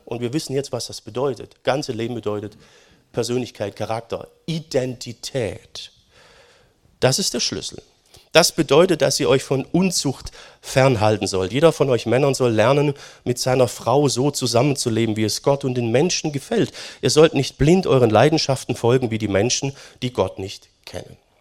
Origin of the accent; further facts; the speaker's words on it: Germany; Wir sind als Deutsche